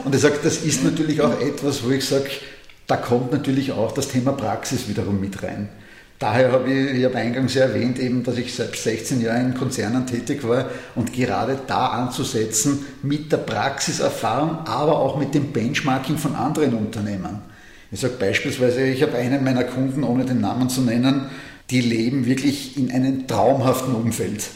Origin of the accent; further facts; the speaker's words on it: Austria; als Österreicher